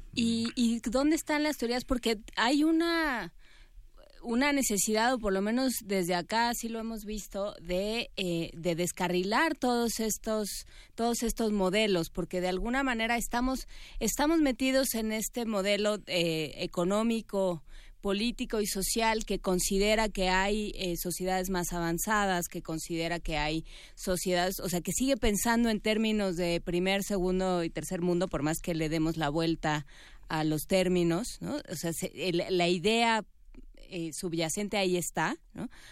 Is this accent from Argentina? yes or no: no; Mexico; quienes hablamos el español que aprendimos en México